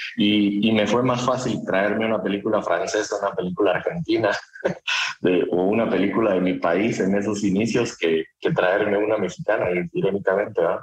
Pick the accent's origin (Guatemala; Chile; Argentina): Guatemala; mi país, que soy de Guatemala